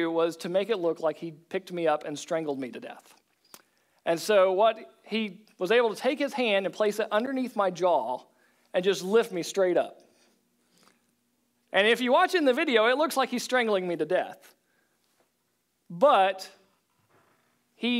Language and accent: English; Oklahoma, United States; I was from Oklahoma